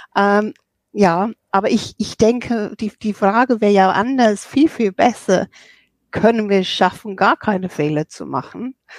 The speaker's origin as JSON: {"language": "German", "region": "England", "country": "United Kingdom", "moved": "yes", "lives_now": "Germany", "said": "ich bin Engländerin und ich bin seit 1985 in Deutschland"}